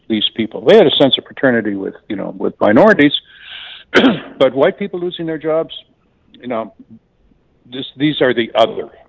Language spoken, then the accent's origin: English; Canada; now in United States; I'm from Canada originally